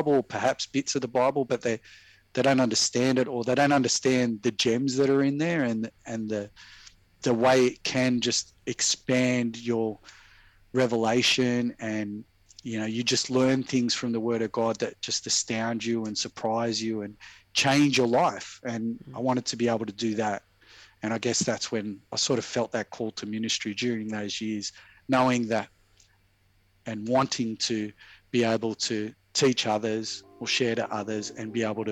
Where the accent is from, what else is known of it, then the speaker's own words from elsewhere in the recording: Sydney, New South Wales, Australia; I'm Sydney born and bred.